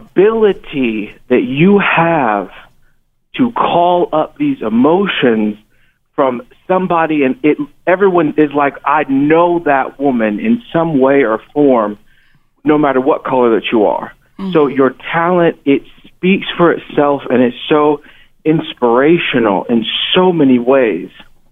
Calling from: Missouri, United States; calling from Missouri.

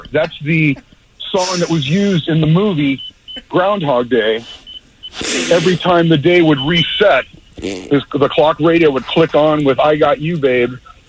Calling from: Mission Viejo, California, United States; Mission Viejo. I've called you guys before.

